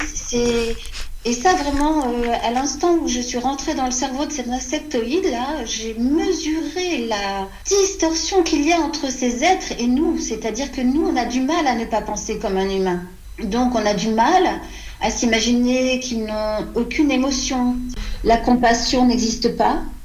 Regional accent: France; quand on est une petite Française de 5-6 ans

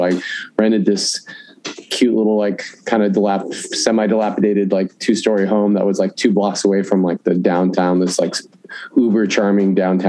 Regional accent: Omaha, Nebraska, United States; moved away as an adult; also born or lived in Whitefish, Montana / Chicago; I grew up in Omaha.

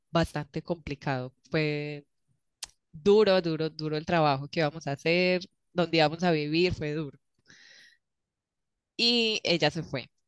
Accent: Colombia; moved away as an adult; primero voy a contar uno de cuando me fui de Colombia, cuando decidí renunciar a mi trabajo

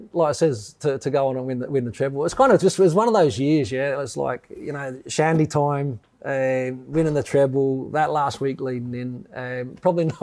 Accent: Australia; now in United Kingdom; growing up in Australia

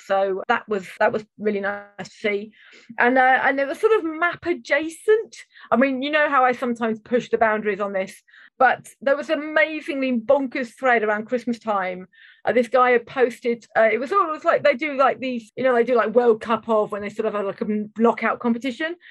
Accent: United Kingdom

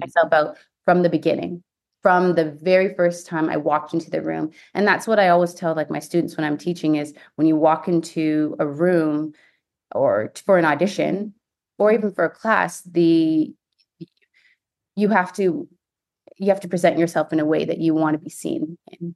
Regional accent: Ontario, Canada; moved away as an adult; also born or lived in Houston, United States; now in United States; I'm from Ontario, Canada

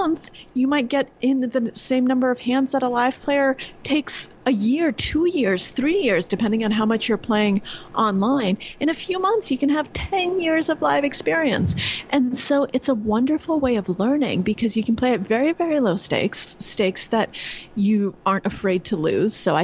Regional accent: New York, United States; I'm from New York and I normally live in New York

